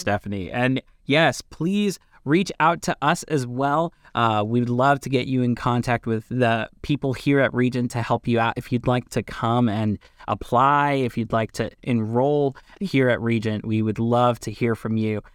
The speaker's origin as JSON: {"language": "English", "town": "Lebanon", "region": "Pennsylvania", "country": "United States", "said": "I am from L-, Lebanon, Pennsylvania"}